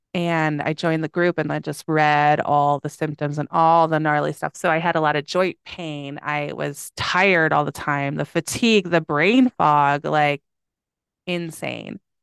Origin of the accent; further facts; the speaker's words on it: Schaumburg, Illinois, United States; I grew up in Illinois